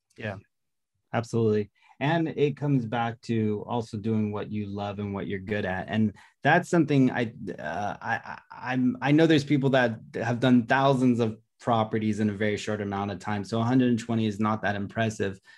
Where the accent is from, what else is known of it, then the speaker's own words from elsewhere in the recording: Los Angeles, California, United States; I'm from Los Angeles, California